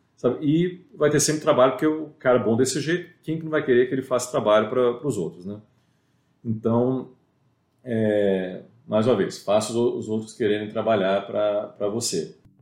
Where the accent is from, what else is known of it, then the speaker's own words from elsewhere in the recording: Brazil; moved away; sou brasileiro